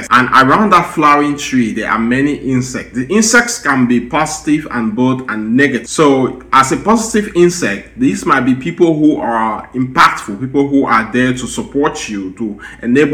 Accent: Cameroon; moved away as an adult; now in United States; we are from Cameroon and from Africa

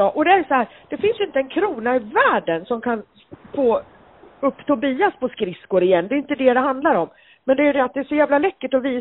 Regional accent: Gothenburg, Västra Götaland, Sweden; jag är ju född brynäsare och jag hade ju Brynäs i blodet när jag föddes, fast jag är född i Göteborg.

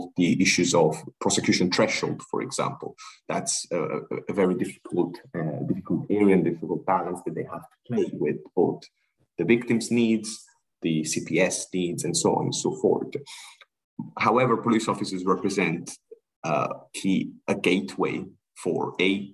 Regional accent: Sri Lanka; I'm originally from Sri Lanka. My parents are from Sri Lanka

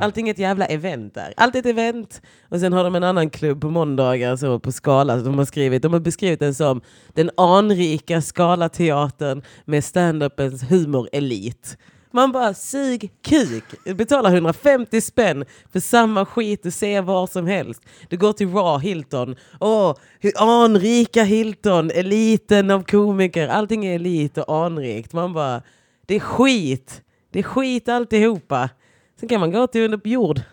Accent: Skåne, Sweden; now in Stockholm, Sweden

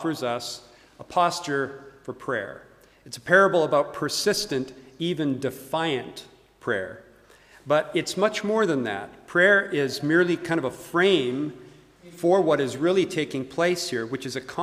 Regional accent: Calgary, Alberta, Canada; moved away as an adult; also born or lived in United States; now in Edinburgh, United Kingdom; I'm Canadian by birth, born and raised in Calgary, Alberta.

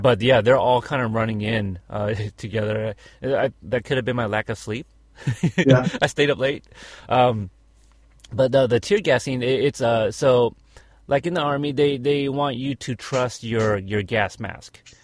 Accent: Texas, United States; I was born in Texas

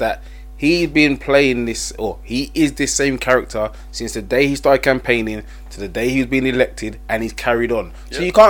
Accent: United Kingdom; when we go abroad as British people, do we conduct ourselves properly?

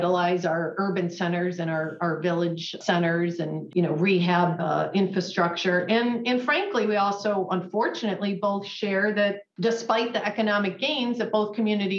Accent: Rochester, New York, United States; moved away as an adult; also born or lived in Fredonia, New York; now in Buffalo, United States; I'm not from Buffalo. I grew up in the Rochester area, and I came here to go to graduate school at UB

